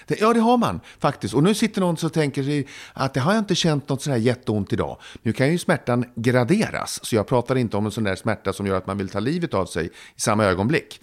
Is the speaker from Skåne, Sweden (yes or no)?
no; Södertälje, Stockholm County, Sweden; hemma i Södertälje. Jag var sex år gammal